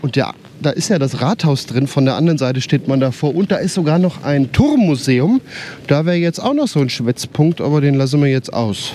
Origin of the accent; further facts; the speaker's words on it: near Wetzlar, Hesse, Germany; Ich komme aus der Nähe von Wetzlar